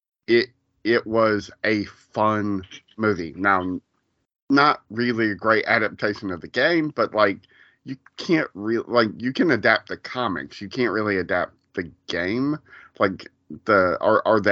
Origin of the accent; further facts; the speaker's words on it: Columbus, Georgia, United States; my hometown